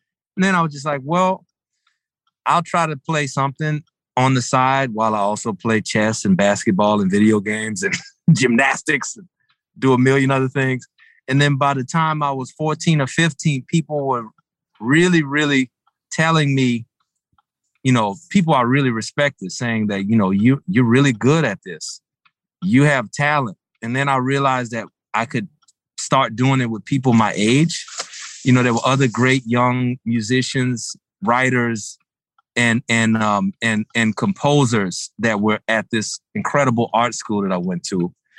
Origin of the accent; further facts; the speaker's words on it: the South, United States; I'm from the South. So mashed potatoes, just any soul food gathering, any cookout, you're going to have some great mashed potatoes happening.